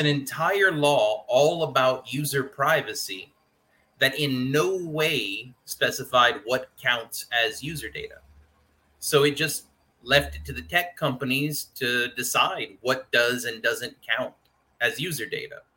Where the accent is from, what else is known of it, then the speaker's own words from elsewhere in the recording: Louisiana, United States; I'm from Louisiana